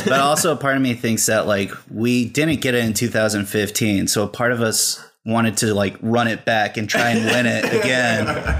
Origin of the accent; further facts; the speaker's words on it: Fresno, California, United States; now in Los Angeles, United States; I'm from California. Mm-hmm. I'm from Fresno, California. It's all right. It's the armpit of California. It's basically right in the middle, and it's the hottest, most